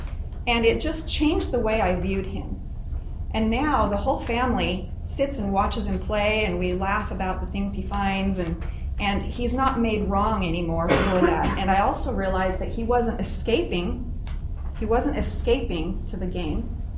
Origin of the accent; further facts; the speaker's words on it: Arizona, United States; also born or lived in California; I was born in California, and I moved to Arizona when I was 4 years old. I started my first day of school about 3 months later, and I never felt like I fit in.